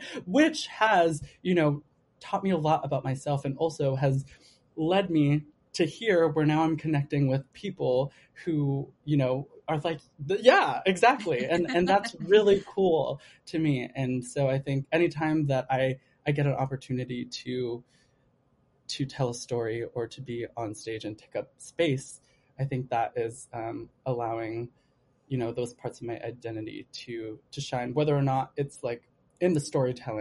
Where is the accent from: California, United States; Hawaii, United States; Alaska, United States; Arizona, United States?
California, United States; Los Angeles; now in New York, United States; I'm from LA, by the way. I'm from Southern California